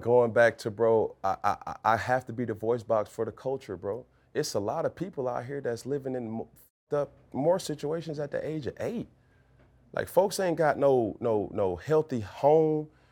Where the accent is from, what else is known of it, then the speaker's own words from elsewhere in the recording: Atlanta, Georgia, United States; I'm from Atlanta, Georgia